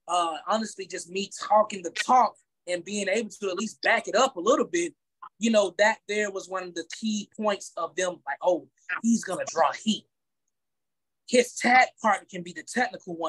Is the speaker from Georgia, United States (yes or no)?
yes; Macon, Georgia, United States; also born or lived in Atlanta, Georgia; here in Macon, Georgia, my hometown